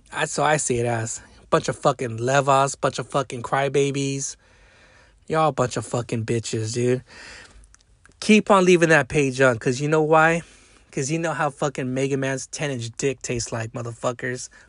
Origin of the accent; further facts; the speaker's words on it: Long Beach, California, United States; also born or lived in Modesto / Bay Area / Wilmington; I was brought up in Long Beach. I was brought up in Modesto. I was brought up in the in the Bay Area. I was brought up in the Harbor area in, in Wilmington, California, or certain certain areas and cities I used to live back in the day.